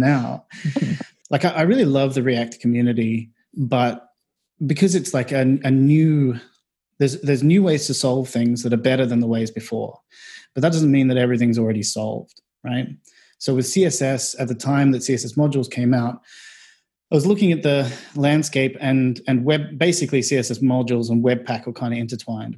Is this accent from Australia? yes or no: yes; Australia; moved away as an adult; also born or lived in Melbourne; now in London, United Kingdom; I'm from Australia.